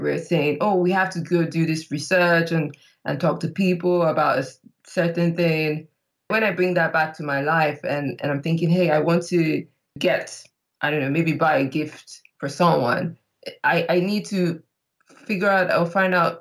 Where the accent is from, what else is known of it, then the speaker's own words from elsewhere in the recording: Nigeria; moved away as an adult; now in London, United Kingdom; I am Nigerian, but based in London. I've been based out here for the past 8 years